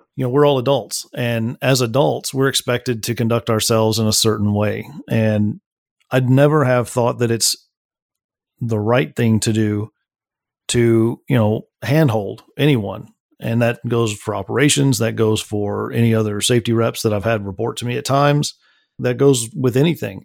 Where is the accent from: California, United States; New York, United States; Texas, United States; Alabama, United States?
Texas, United States; Midland; that was all out in Midland, Texas. That's where I was born and raised